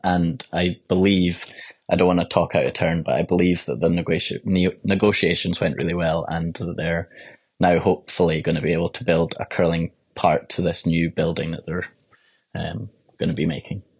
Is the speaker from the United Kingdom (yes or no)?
yes; Edinburgh, Scotland, United Kingdom; I was from Edinburgh